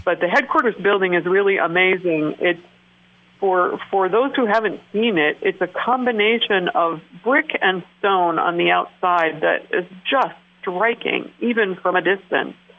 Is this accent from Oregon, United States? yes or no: yes; Willamette Valley, Oregon, United States; moved away as an adult; also born or lived in Alaska; now in Keweenaw, Michigan, United States; I grew up in the Willamette Valley of Oregon